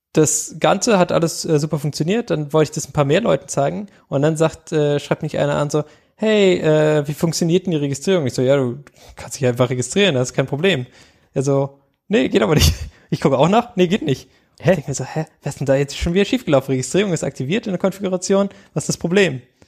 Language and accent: German; Germany; wir als Deutsche